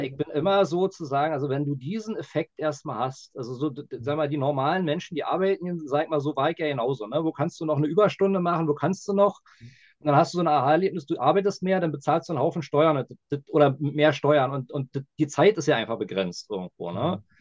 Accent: Berlin, Germany; als Berliner

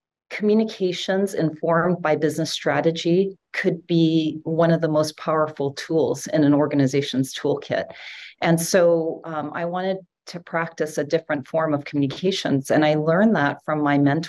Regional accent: Hawaii, United States; also born or lived in San Francisco / Utah; I grew up in Hawaii. I moved to San Francisco actually when I was 10 years old.

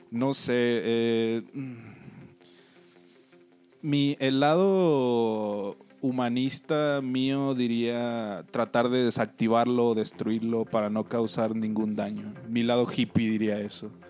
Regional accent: Lázaro Cárdenas, Michoacán, Mexico; born or raised there; also born or lived in Guerrero

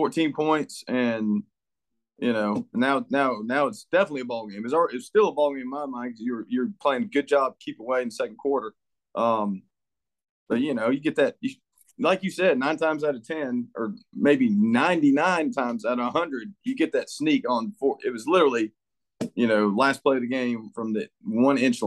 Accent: Orangeburg, South Carolina, United States; that's where I grew up in Orangeburg

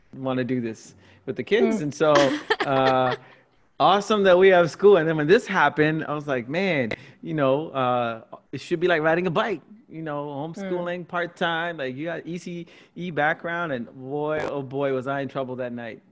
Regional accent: Singapore; now in Canada; I grew up in Singapore

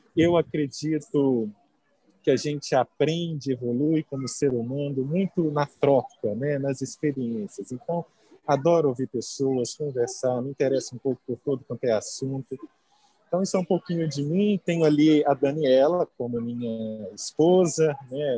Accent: Muriaé, Minas Gerais, Brazil; moved away as an adult; also born or lived in Belo Horizonte, Brazil; now in São Paulo, Brazil; Eu nasci no interior, eu sou de Muriaé, é, morei muito tempo em BH.

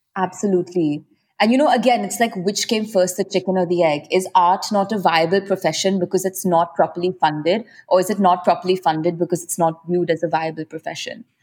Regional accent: Mumbai, Maharashtra, India; I'm born and raised in Mumbai

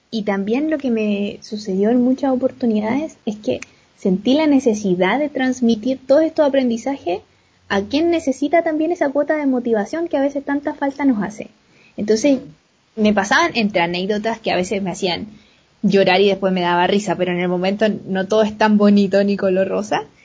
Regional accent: Valparaíso, Chile; moved away; Nací pues, y, toda mi vida fue en Valparaíso. no solo el Cerro Placeres, sino que estudié en un liceo de la Avenida Argentina.

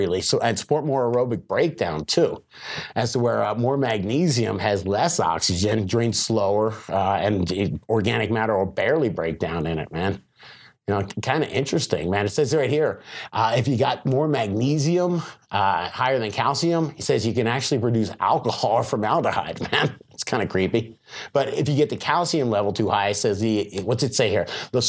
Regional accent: Florida, United States; I'm from Florida

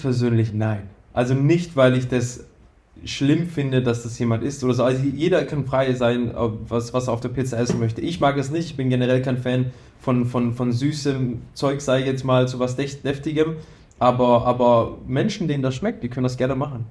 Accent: near Schwäbisch Hall, Baden-Württemberg, Germany; ich komme ja ähm, aus dem Süden, aus in der Nähe von Schwäbisch Hall

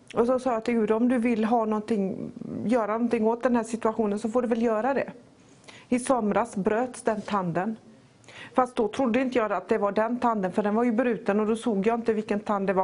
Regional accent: Poland; now in Sweden; Mitt hemland är inte Sverige, och inte ens Polen där jag är född, utan himmelriket

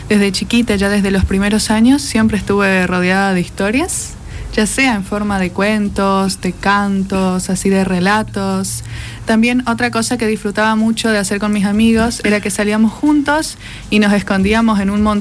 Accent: Barranqueras, Chaco, Argentina; yo pasé mi niñez en Barranqueras

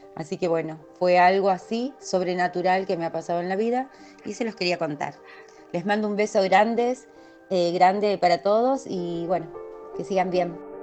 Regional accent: Argentina; soy de Arín

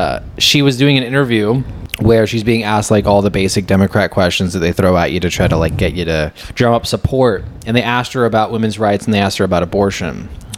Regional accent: Pennsylvania, United States; Yeah, I'm from Pennsylvania. I was born and raised here by my two parents who were from West Texas, and I never left the house.

